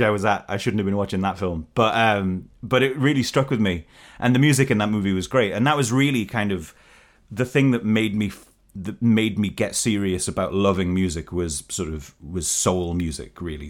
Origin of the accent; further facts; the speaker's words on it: Newcastle upon Tyne, North East England, United Kingdom; I am coming to you from Newcastle upon Tyne, my hometown